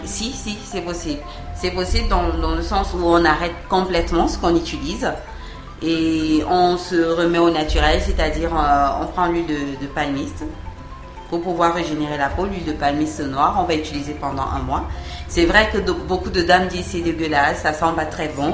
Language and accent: French; Cameroon; ici chez nous au Cameroun